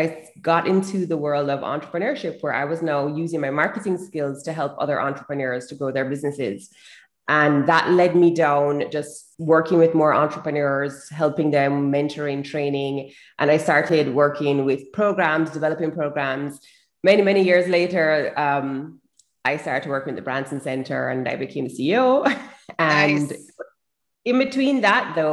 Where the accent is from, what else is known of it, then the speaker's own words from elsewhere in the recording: Jamaica; I'm from Jamaica.